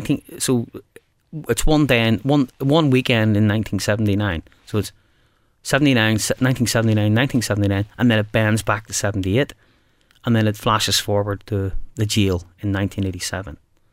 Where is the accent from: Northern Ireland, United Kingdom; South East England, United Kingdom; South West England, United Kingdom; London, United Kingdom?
Northern Ireland, United Kingdom; Belfast; And we're both from Belfast.